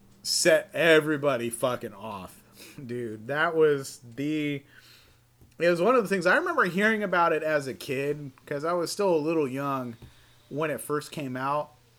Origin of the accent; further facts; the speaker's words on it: Spring Valley, United States; Being a white dude growing up in Spring Valley, it's like you're white, but you've seen some shit.